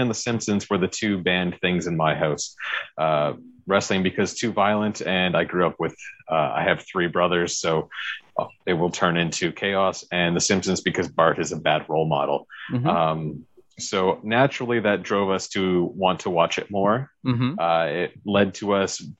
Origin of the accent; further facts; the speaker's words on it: Victoria, British Columbia, Canada; moved away as an adult; also born or lived in Calgary, Alberta; I grew up in Victoria, British Columbia, on Vancouver Island